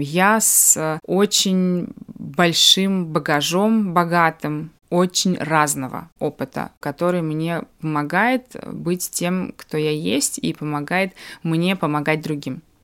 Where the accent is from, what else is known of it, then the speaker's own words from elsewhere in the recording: Baku, Azerbaijan; moved away; хорошая знакомая в Баку, когда я приезжаю, это мой родной город